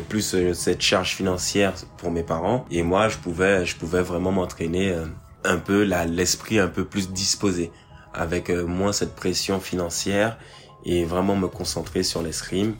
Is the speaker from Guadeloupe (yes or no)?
yes; Guadeloupe; now in Paris, France; je vis à Paris et je suis originaire de la Guadeloupe